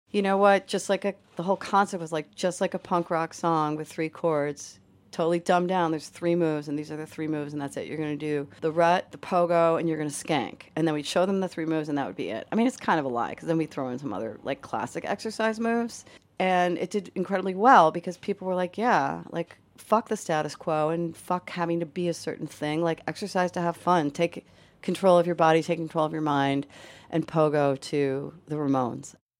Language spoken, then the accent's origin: English; Syracuse, New York, United States; moved away as an adult; now in Boston, United States; I grew up in upstate New York, Syracuse, New York.